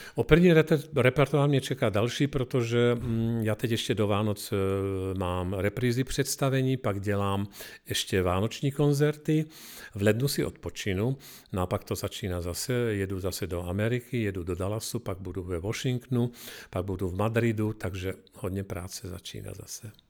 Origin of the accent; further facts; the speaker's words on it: Košice, Košice Region, Slovakia; now in Czech Republic; Jedu domů do Košic